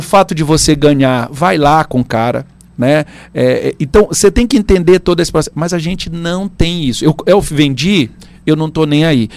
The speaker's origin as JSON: {"language": "Portuguese", "region": "Pará", "country": "Brazil", "said": "Eu sou paraense, né? E gosto muito é, dessa região."}